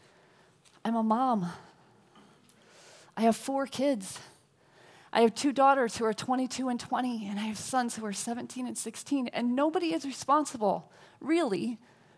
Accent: New England, United States; now in Los Angeles County, United States; I'm from New England, and I live in LA County

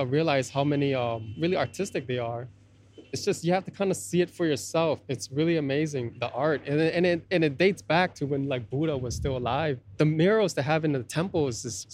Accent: United States; born or raised there; also born or lived in Laos

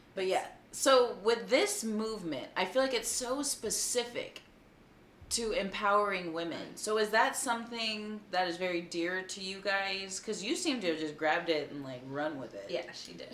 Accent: Texas, United States; being a Texan

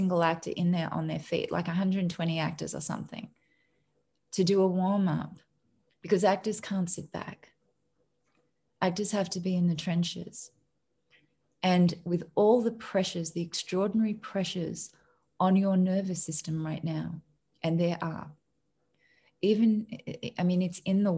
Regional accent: Australia; moved away; I'm an Australian

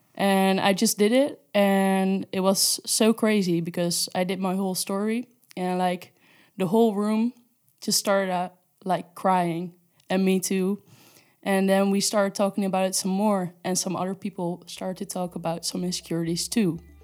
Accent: Netherlands; moved away as an adult; now in Spain; I'm from the Netherlands, and I moved to Spain, uh, for an internship

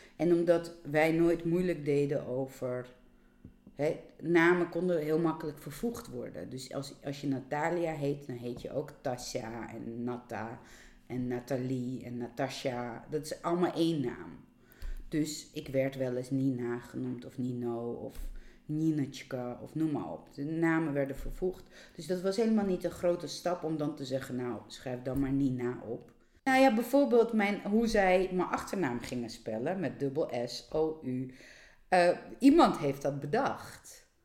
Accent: Georgia; now in Netherlands; ik kom niet uit Nederland. Eh, ik kom uit Georgië

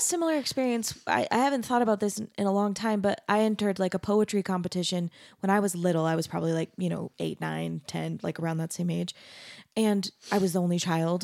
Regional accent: Mesa, Arizona, United States; moved away as an adult; also born or lived in Denton, Texas; now in Utah, United States; I grew up in Mesa, Arizona, which is really similar

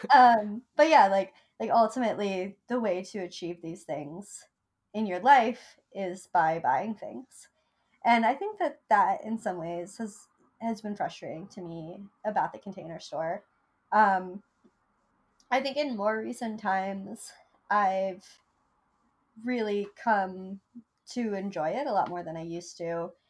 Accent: Vermont, United States; now in New York, United States; I grew up in Vermont where you never had to wait in line for anything.

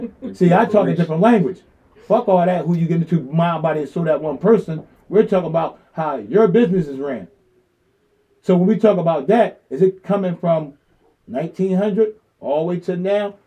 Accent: Philadelphia, Pennsylvania, United States; I was raised in South Philly. We all was raised in South Philly

